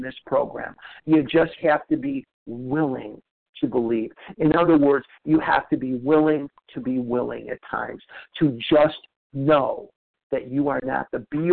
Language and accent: English; Chicago, Illinois, United States; now in Scottsdale, United States; I live in Scottsdale, Arizona now, but I was born and raised in Chicago, Illinois.